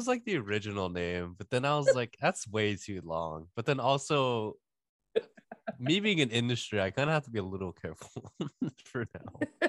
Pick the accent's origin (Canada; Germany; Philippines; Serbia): Canada; Toronto, Ontario; moved away as an adult; I grew up in Toronto.